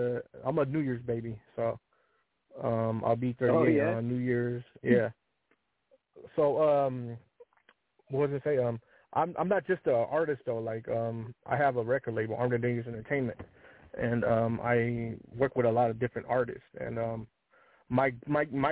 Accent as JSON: {"language": "English", "town": "Seattle", "region": "Washington", "country": "United States", "also_born_or_lived": "Compton", "said": "I'm from Seattle"}